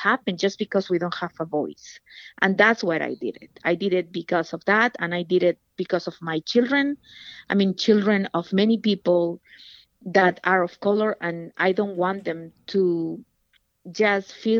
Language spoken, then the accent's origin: English; Peru; moved away as an adult; now in Virginia, United States; I'm originally from Peru. I came to this country as a single mother